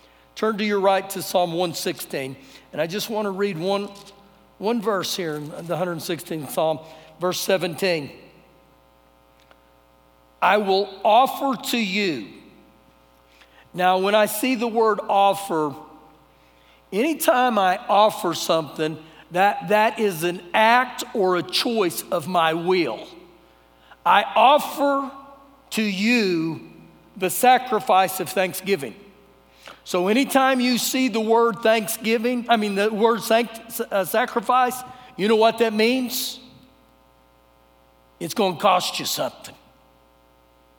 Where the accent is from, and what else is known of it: United States